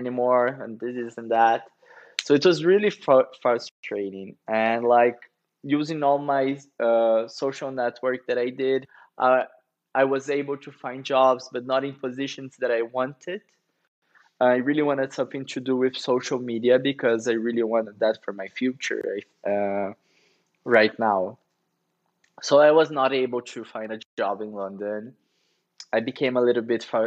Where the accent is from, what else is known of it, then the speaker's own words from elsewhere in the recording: Curitiba, Paraná, Brazil; moved away as an adult; now in São Paulo, Brazil; I'm from Curitiba